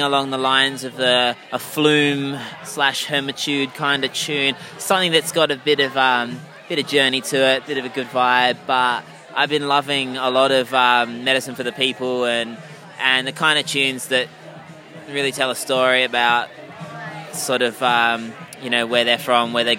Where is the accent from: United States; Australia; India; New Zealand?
Australia; Perth, Western Australia; also born or lived in United Kingdom; I'm a UK born guy, but grew up here, like, since I was, you know, 3 years old